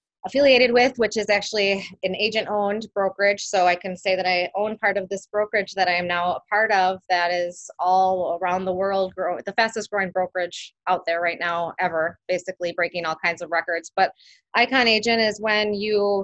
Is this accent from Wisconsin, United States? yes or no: yes; West Allis, Wisconsin, United States; I was born in West Allis, Wisconsin. Born and raised. My parents still live in the same house that I grew up